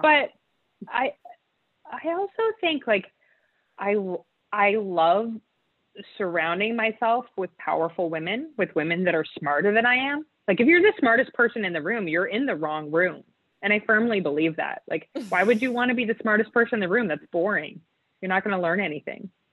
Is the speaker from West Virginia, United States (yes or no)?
no; Utah, United States; So I was I was raised in Utah, which is um, a state in the United States